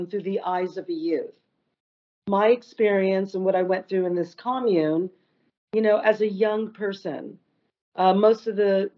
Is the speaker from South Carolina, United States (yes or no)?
no; West Hollywood, California, United States; I was only 12, but I grew up in West Hollywood.